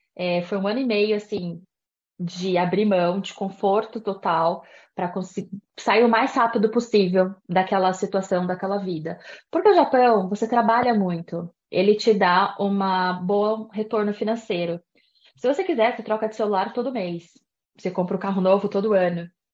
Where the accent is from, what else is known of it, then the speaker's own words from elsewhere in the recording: Brazil; moved away as an adult; also born or lived in Japan; Eu saí do Brasil com 24 anos